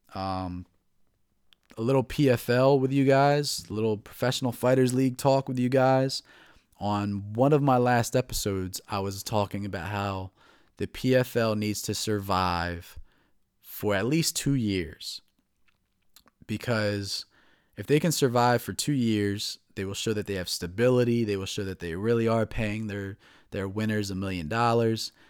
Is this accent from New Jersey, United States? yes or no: yes; New Jersey, United States; moved away as an adult; now in Baltimore, United States; I'm from New Jersey. I moved to Baltimore, the Baltimore area, about four years ago